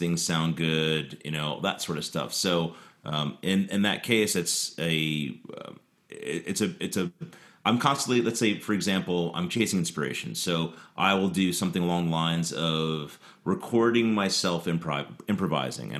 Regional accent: New York, New Jersey, Philadelphia area, Northeast, United States; moved away; I'm from the Northeast. From the New York, New Jersey, Philly area.

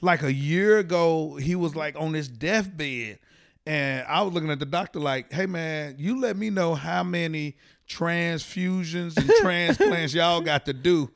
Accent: Fort Worth, Texas, United States; moved away; also born or lived in Nashville; originally from Fort Worth, Texas.

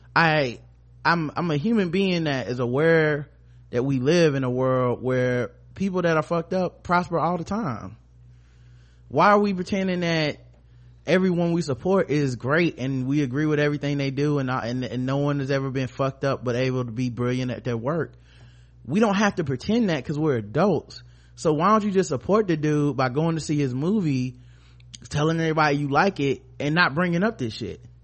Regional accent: the South, United States; we from the South and we making crunk music

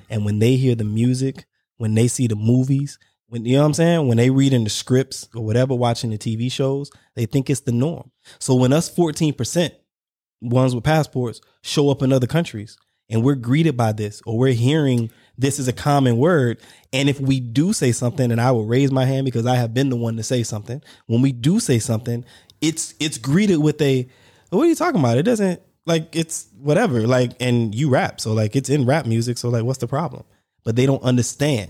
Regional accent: South Carolina, United States; I was born in South Carolina, so there you got red bone, we call them red bone Geechees

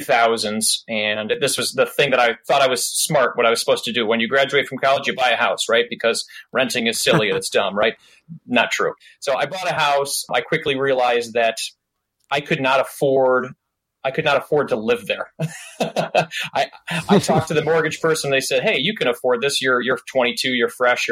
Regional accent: suburb of Detroit, Michigan, United States; I grew up just outside of Detroit in a nice suburb.

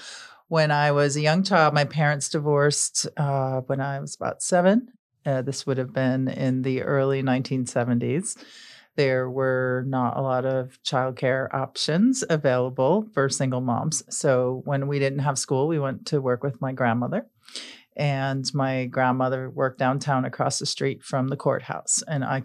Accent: Buffalo, New York, United States; I grew up in Buffalo, New York.

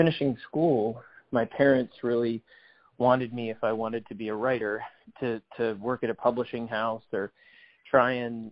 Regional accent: New York City, New York, United States; moved away as an adult; I grew up in New York City

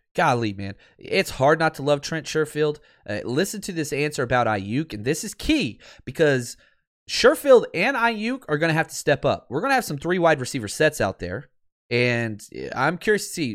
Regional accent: the South, United States; now in California, United States; I'm from the South

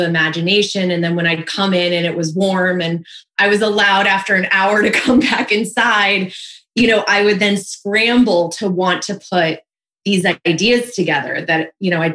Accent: New York, United States; growing up in New York, in the Northeast, it gets really cold

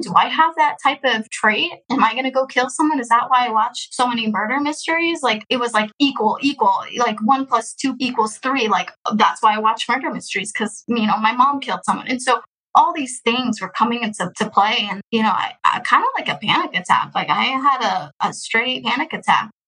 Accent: Houston, Texas, United States; born or raised there; also born or lived in Russia

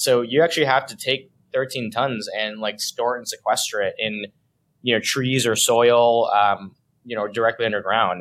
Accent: San Diego, California, United States; moved away as an adult; also born or lived in Los Angeles / San Francisco; now in New York, United States; I grew up in California, except I grew up in the southern part in San Diego

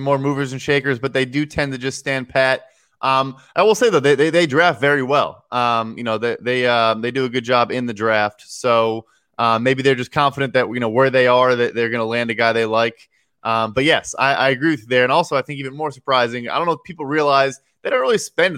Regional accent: Chicago, Illinois, United States; I'm from Chicago

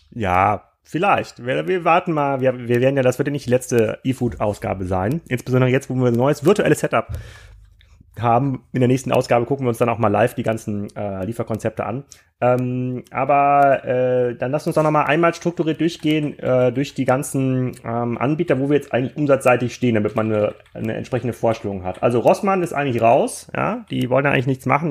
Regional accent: Kiel, Schleswig-Holstein, Germany; für mich als Kieler

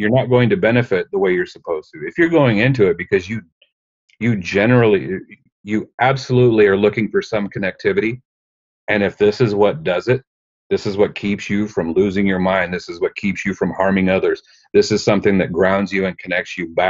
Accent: Chehalis, Washington, United States; I'm Chehalis. That's the tribe that I've been a part of my entire life

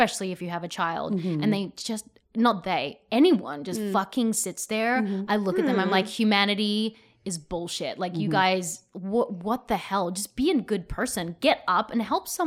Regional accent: Australia; I'm Australian

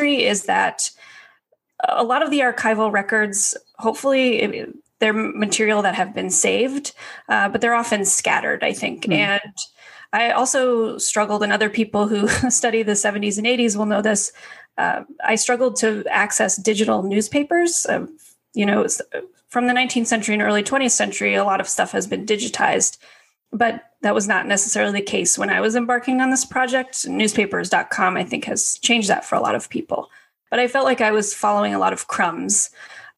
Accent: Colorado, United States; I grew up in Colorado

